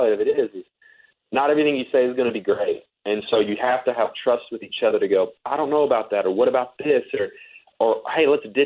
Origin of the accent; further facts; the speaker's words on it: Fort Worth, Texas, United States; moved away as an adult; now in Nashville, United States; I was born and raised in Texas